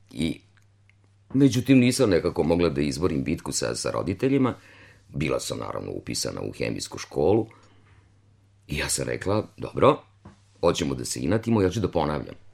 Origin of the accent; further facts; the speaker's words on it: Kruševac, Rasina District, Serbia; moved away; also born or lived in Novi Sad; ja sam rođena u Čitluku, u jednom selu kod Kruševca, nedaleko, nekih 5-6 kilometara.